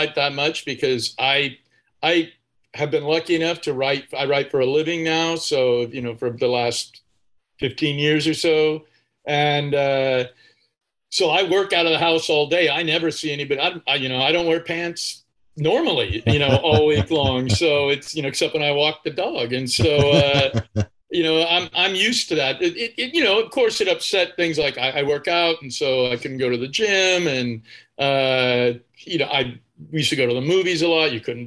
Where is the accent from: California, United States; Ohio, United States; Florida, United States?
California, United States; Bakersfield; I grew up in Bakersfield.